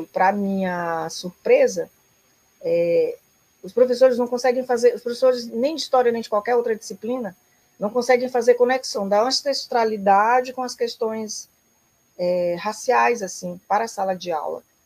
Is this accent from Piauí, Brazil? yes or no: yes; southern Piauí, Brazil; moved away; also born or lived in Rio Grande do Sul / Brasília / Novo Hamburgo; eu sou do sul do Piauí